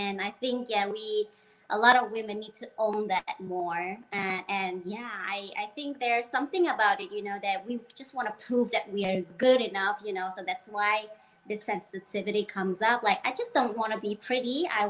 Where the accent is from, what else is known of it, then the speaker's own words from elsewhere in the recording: Denmark; English is a second language; I'm a bit sensitive also, maybe because I grew up in Denmark with this, you know, people.